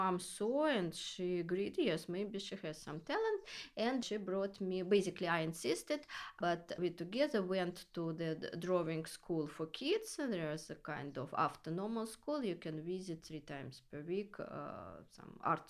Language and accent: English; Russia; moved away as an adult; also born or lived in Soviet Union / Moscow, Russia / Austria / Vienna, Austria; now in Carrara, Italy; I was born in Russia and then lived 15 years in Austria